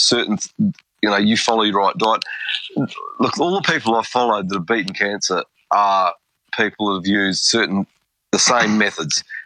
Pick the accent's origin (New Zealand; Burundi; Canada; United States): New Zealand; back in the growing up in New Zealand.